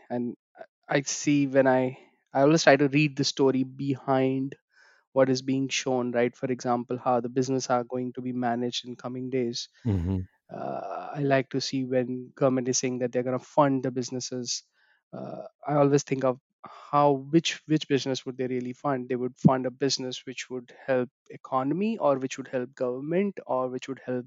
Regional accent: India; moved away as an adult; now in London, United Kingdom

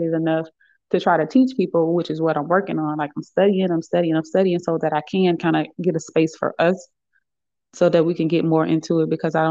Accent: Birmingham, Alabama, United States; moved away as an adult; I'm originally from Birmingham, Alabama, and I just recently moved back here about 3 or 4 months ago

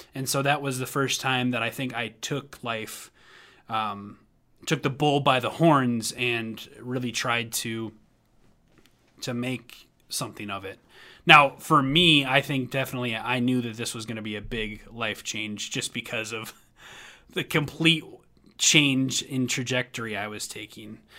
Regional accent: Minnesota, United States; moved away as an adult; also born or lived in Tennessee; when I moved back to Minnesota from Tennessee after I was pursuing music in Tennessee

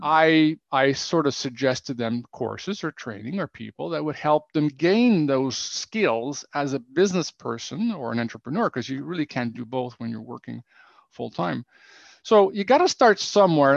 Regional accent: Ottawa, Ontario, Canada; moved away as an adult; now in Romania; i am from Canada originally, from Ottawa

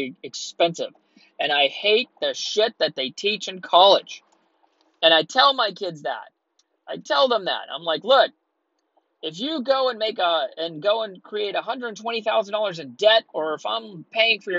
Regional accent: Texas, United States; moved away as an adult; also born or lived in Southern California; I'm from Texas

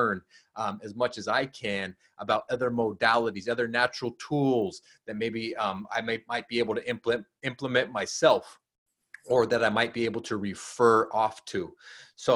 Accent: Southern California, United States; also born or lived in Humboldt County, California; I grew up in Southern California

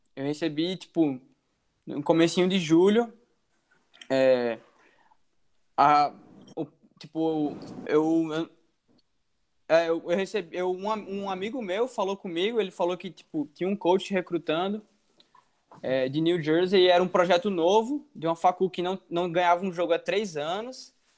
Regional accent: João Pessoa, Paraíba, Brazil; moved away as an adult; now in United States; Eu sou de João Pessoa, Paraíba, Nordeste

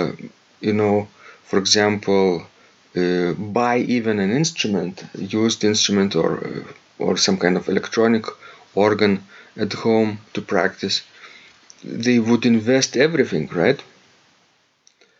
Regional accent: Klaipėda, Klaipėda County, Lithuania; from the city I grew up in Klaipėda

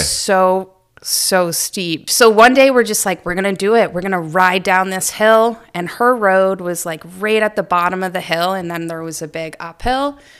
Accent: Mapleton, Maine, United States; I grew up in Aroostook County in a little town called Mapleton, right outside of Presque Isle.

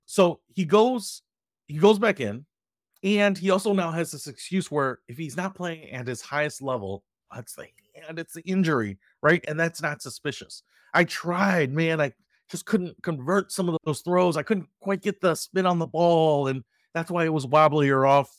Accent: Detroit, Michigan, United States; I grew up in Detroit

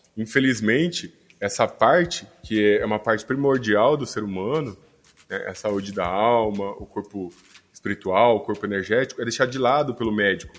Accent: Cuiabá, Mato Grosso, Brazil; moved away as an adult; now in São Paulo, Brazil; eu sou natural de Cuiabá, Mato Grosso, e meu primeiro consultório foi lá

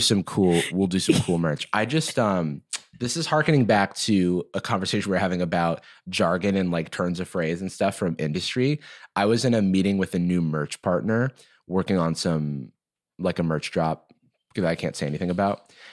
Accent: Gainesville, Florida, United States; my hometown of Gainesville, Florida

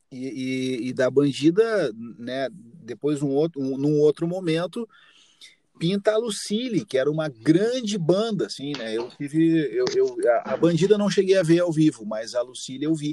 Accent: Caxias do Sul, Rio Grande do Sul, Brazil; Sim, eu sempre morei em Caxias. Tu nasceu em Caxias? Sim, sou natural de Caxias.

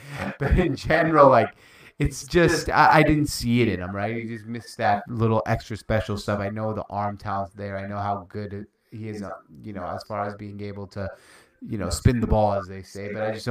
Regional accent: Seattle, Washington, United States; We're from Seattle

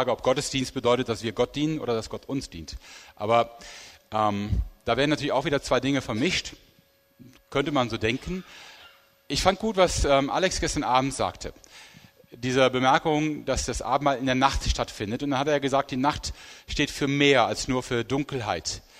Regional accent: Rhineland, Germany; wo das nicht so einfach ist wie für mich als Rheinländer

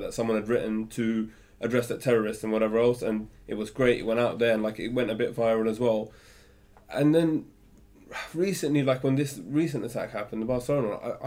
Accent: London, United Kingdom; as Muslims in London, who I was brought up in London

